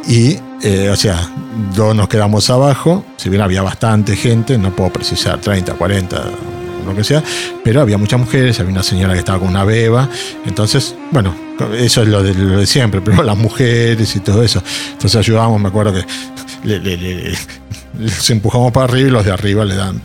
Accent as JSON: {"language": "Spanish", "country": "Argentina", "said": "como miembros de la comunidad, como sociedad argentina"}